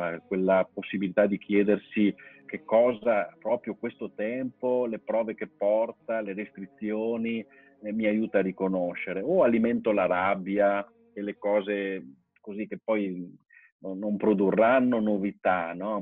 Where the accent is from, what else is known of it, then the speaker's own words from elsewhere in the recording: Musile di Piave, Veneto, Italy; moved away as an adult; ricordo e un legame fortissimo con la mia parrocchia di origine, col mio paese eh, certo non, non, vivo più lì